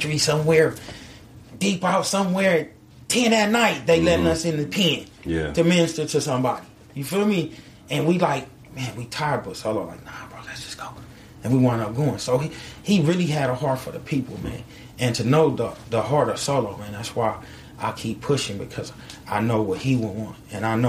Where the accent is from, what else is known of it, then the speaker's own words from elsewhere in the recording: California, United States; I'm from California